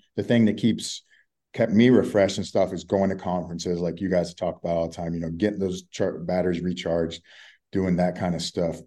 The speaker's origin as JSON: {"language": "English", "region": "Texas", "country": "United States", "also_born_or_lived": "South Florida", "moved": "yes", "lives_now": "Colorado, United States", "said": "I'm from Texas originally, so I'm used to that Southern hospitality"}